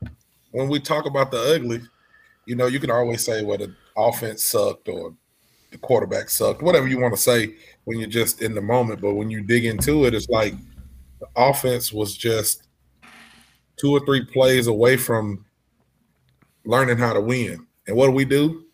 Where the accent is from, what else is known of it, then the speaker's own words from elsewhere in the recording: Alabama, United States; I'm from Alabama, man.